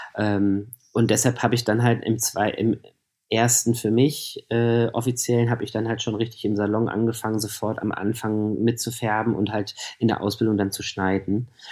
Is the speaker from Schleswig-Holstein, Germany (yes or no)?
no; Hanover, Lower Saxony, Germany; moved away as an adult; now in Berlin, Germany; Ich komme aus Hannover, genau. Ich habe in Hannover gewohnt